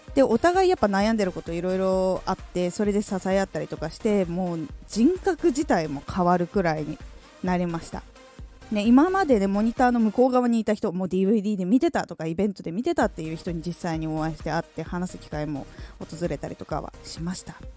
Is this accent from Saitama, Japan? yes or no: no; Aomori, Japan; 青森出身